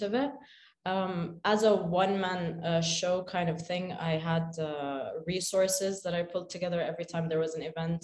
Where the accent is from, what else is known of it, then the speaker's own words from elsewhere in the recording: Khobar, Eastern Province, Saudi Arabia; also born or lived in Sharjah, United Arab Emirates; I grew up in Khobar, Saudi Arabia, which is the eastern province.